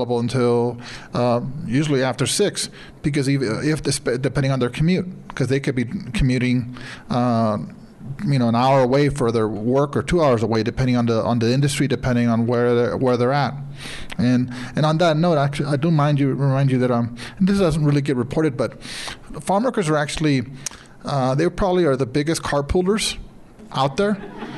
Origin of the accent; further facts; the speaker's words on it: Sinaloa, Mexico; moved away; I'm from Sinaloa